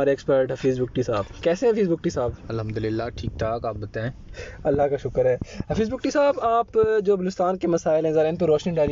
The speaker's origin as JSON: {"language": "Urdu", "region": "Balochistan", "country": "Pakistan", "said": "میں خود بھی بلوچستان سے ہوں"}